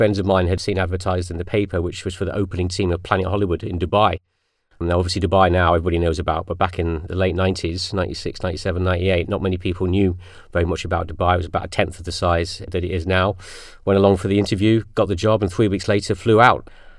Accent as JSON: {"language": "English", "town": "Birmingham", "region": "West Midlands", "country": "United Kingdom", "tie": "born or raised there", "said": "I was actually grew up in Birmingham. Thankfully, my accent's not there anymore."}